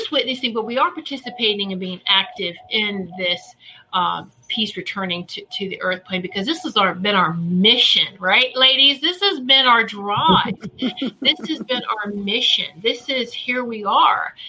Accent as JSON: {"language": "English", "town": "Virginia Beach", "region": "Virginia", "country": "United States", "tie": "born or raised there", "said": "I grew up in the Virginia Beach area"}